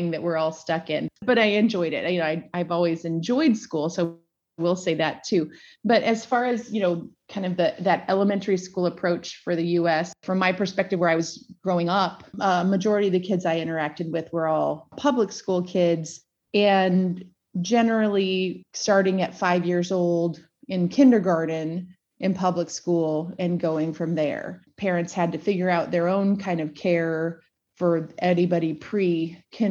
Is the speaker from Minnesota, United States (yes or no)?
yes; Minnesota, United States; moved away; also born or lived in Lawrence, Kansas; I was born in Minnesota, went through public school, and then moved to Lawrence, Kansas